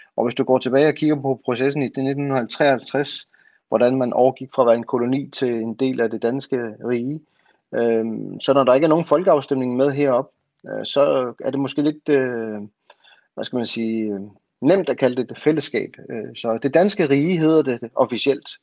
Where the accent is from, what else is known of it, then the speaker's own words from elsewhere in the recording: Greenland; jeg er grønlænder